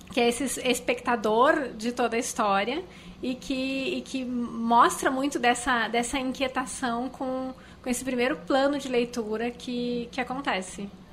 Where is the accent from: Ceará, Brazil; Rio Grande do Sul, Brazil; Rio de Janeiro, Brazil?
Rio Grande do Sul, Brazil; Porto Alegre; eu nasci em Porto Alegre